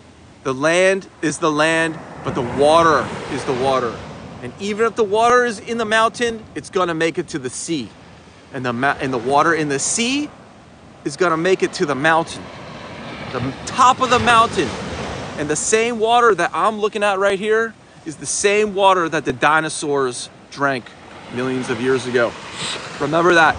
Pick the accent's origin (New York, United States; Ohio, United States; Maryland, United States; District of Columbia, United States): District of Columbia, United States; Washington; moved away as an adult; now in Wilmington, United States; I'm from Washington, D.C. originally. Yes, guys, Washington, D.C. I grew up there